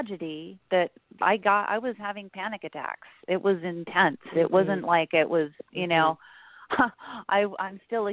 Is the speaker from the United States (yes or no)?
yes; Utah, United States; moved away as an adult; also born or lived in California; I grew up in Utah